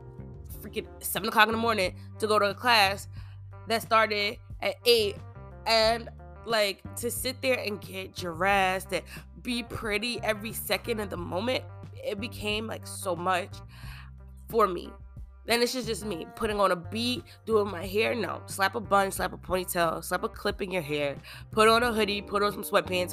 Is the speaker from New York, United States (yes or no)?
yes; Long Island, New York, United States; I grew up on Long Island